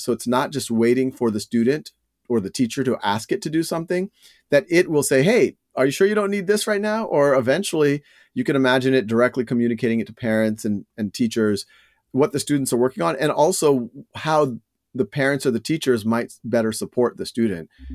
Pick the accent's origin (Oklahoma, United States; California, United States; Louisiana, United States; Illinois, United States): Louisiana, United States; New Orleans; moved away; also born or lived in Boston; I was born and raised in New Orleans